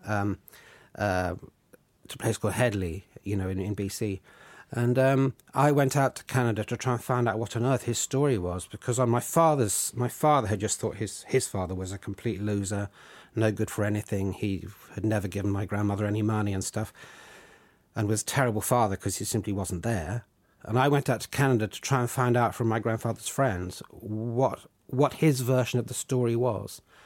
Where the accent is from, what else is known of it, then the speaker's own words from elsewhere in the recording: Surrey, South East England, United Kingdom; in the village where I grew up in Surrey